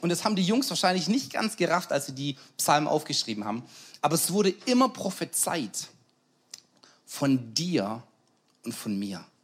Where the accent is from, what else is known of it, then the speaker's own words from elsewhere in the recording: Schwäbisch Hall, Baden-Württemberg, Germany; Und ich komme aus Schwäbisch Hall, dann macht Gott was in Schwäbisch Hall und ich sage, ich will dabei sein.